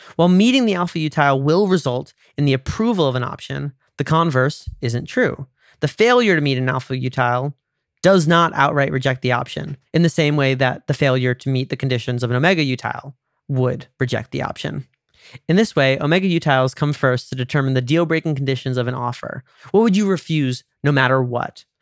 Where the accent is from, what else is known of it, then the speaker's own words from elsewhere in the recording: United States; I'm American